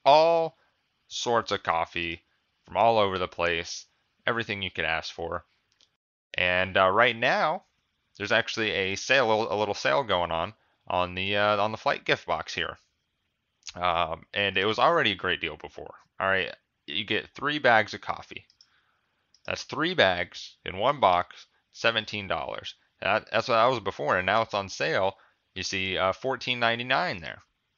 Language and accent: English; Seattle, Washington, United States; I get it, because we're from Seattle. Well, two of the people on the podcast are.